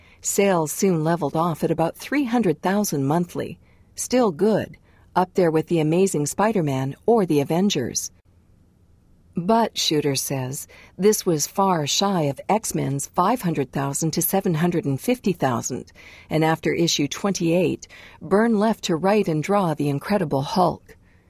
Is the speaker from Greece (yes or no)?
no; Canada; I didn't start out knowing that Alpha Flight, which meant so much to me as a Canadian kid, meant something very different